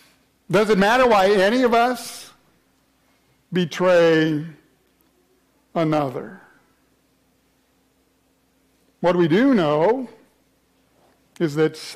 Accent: Atlanta, Georgia, United States; Anybody here from the south? I came from Atlanta, right?

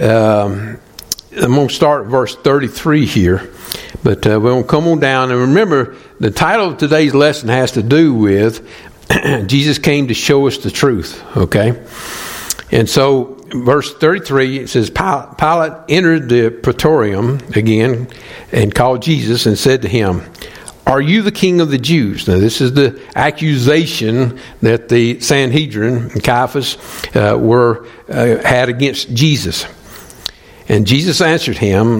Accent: the South, United States; moved away as an adult; also born or lived in Atlanta; I'm from the South

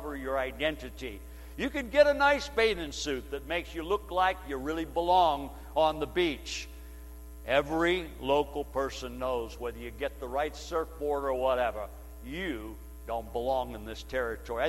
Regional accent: United States; we're Americans

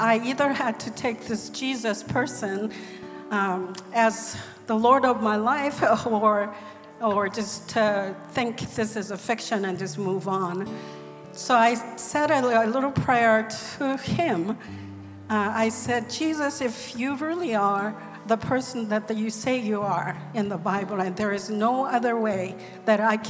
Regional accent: South Korea; born or raised there; first language Korean; English is a second language; moved away as an adult; now in United States

